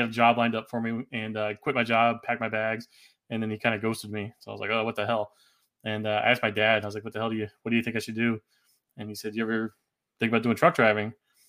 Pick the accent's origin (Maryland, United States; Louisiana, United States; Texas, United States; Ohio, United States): Texas, United States; Abilene; also born or lived in Washington, D.C. / Indiana; I was born in D.C. Then we moved to Abilene, Texas, where my sister was born. And my dad retired in 92 after the Gulf War. Moved to Indiana, where his side of the family'